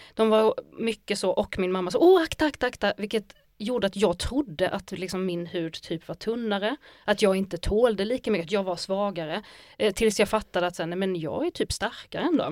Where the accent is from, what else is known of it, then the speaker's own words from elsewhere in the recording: Skåne, Sweden; jag är ju också skånsk och massa saker, men jag är också arab